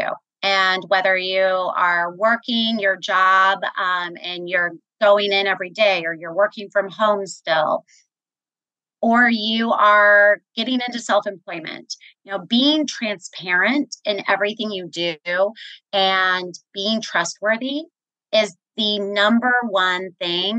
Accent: Kansas City, Missouri, United States; moved away as an adult; I was born and raised in Kansas City, Missouri. I'm a Midwesterner, spent all of my career in Kansas City

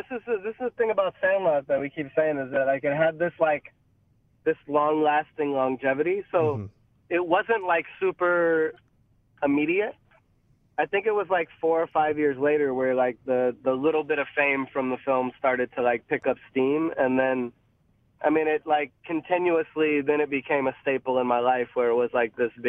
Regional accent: Pittsburgh, Pennsylvania, United States; I'm from Pittsburgh originally. All sides of my family are from Pittsburgh, so it's just ingrained into me that black and gold is those colors, you know?

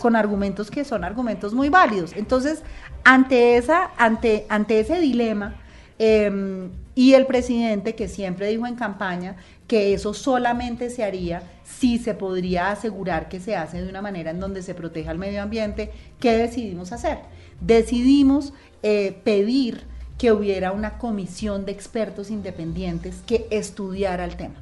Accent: Colombia; como colombianos

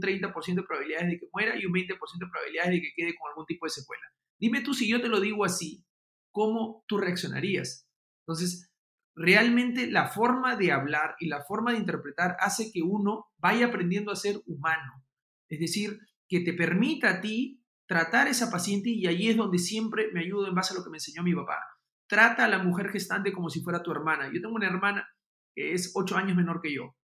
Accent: Peru

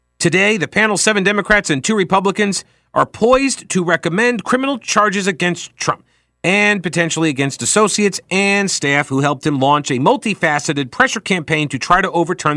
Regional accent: New York, United States; now in Charlotte, United States; go sledding in the snow growing up in New York

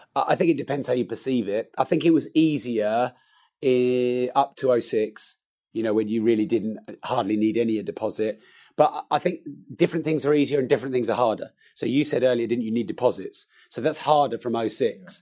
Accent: Peterborough, East of England, United Kingdom; I'm from Peterborough, where prices are a lot lower

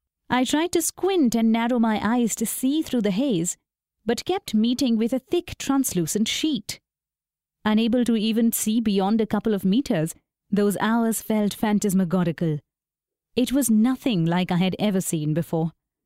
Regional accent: Kanpur, Uttar Pradesh, India; born there; I was born in Kanpur, about 400 kilometers away from the capital, where dust was an intrinsic part of our everyday life.

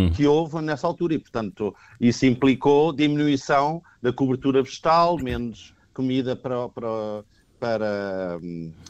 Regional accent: Alentejo, Portugal; Sou do oeste do Alentejano.

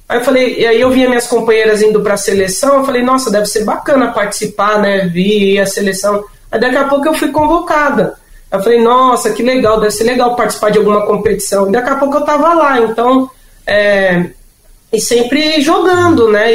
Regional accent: São Paulo, Brazil; eu e meu irmão nascemos em São Paulo

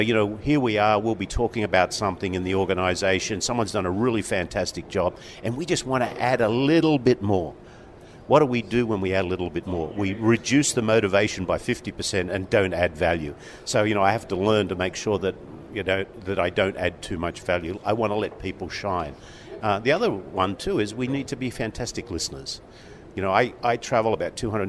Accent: Sydney, New South Wales, Australia; moved away as an adult; now in United States; I grew up in Sydney, Australia

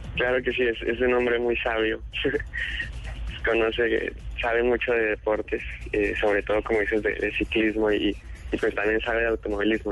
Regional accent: Mexico City, Mexico; also born or lived in Bogotá, Colombia; now in Indianapolis, United States; yo primero migré hacia México a los seis años

